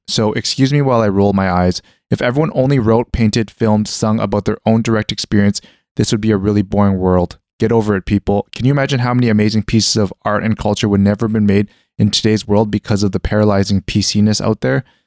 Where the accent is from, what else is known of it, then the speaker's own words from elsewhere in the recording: Canada; moved away; growing up in Canada in the middle of, like, nowhere